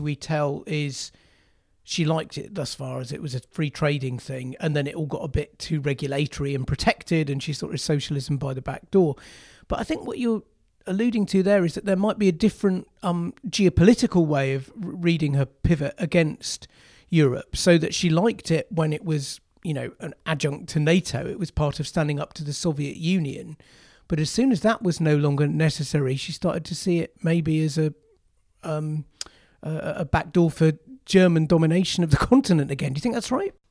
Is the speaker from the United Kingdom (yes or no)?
yes; Yorkshire and the Humber, United Kingdom; I was a child gro-, growing up in Yorkshire